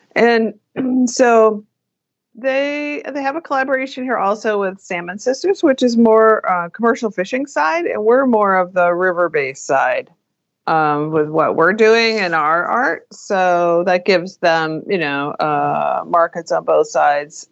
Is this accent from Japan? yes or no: no; New England, United States; moved away; also born or lived in Alaska; growing up in New England, which is a very conservative